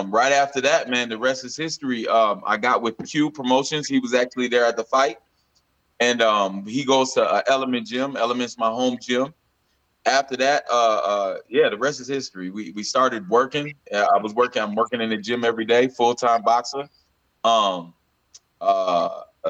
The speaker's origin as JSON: {"language": "English", "town": "St. Paul", "region": "Minnesota", "country": "United States", "tie": "born or raised there", "also_born_or_lived": "Cameroon", "said": "I grew up in St. Paul"}